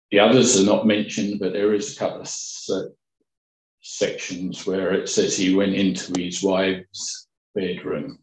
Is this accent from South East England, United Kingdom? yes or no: yes; Kent, South East England, United Kingdom; Kent, my hometown, my home county